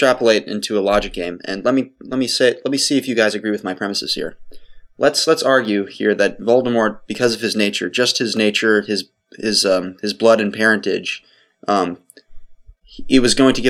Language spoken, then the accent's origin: English; United States; I'm an American and I grow up with certain influences